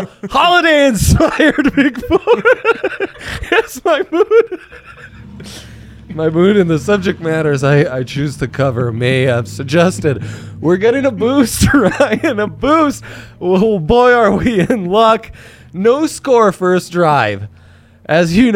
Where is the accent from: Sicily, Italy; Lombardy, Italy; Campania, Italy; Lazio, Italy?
Lombardy, Italy; Milan; moved away; Sony Milano, friend of the show. It's where I grew up